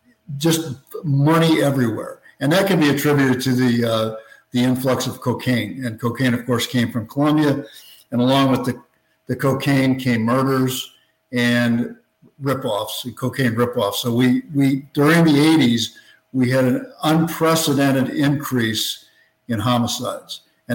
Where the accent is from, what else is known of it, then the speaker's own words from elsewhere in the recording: Illinois, United States; moved away as an adult; now in Miami, United States; I spent 30 years as a police officer in Miami. I'm originally from Illinois.